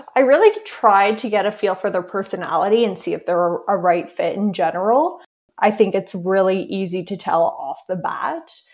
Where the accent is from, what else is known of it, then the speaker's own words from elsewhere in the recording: Canada; I'm Canadian